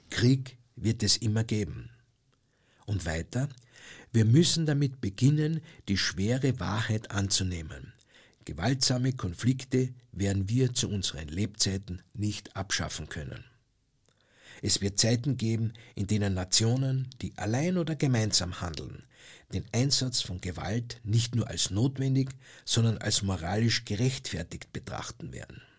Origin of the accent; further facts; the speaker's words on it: Austria; Ich als Österreicher sage, dass das ein Pazifismus sein muss, der sich zur bewaffneten Neutralität bekennt